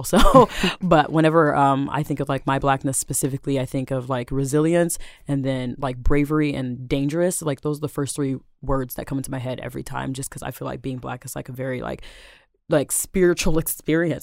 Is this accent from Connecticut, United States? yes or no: no; Seattle, Washington, United States; I am born and raised in Seattle, South Seattle, to be specific, Rainier Beach